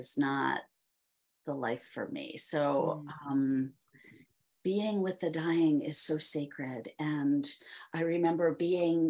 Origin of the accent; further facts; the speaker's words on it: Philadelphia, Pennsylvania, United States; I grew up there in Philadelphia